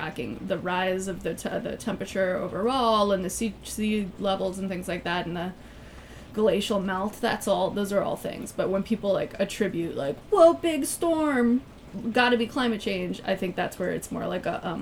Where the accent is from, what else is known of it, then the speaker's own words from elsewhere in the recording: Minnesota, United States; I grew up in Minnesota where, like, extreme weather is constant.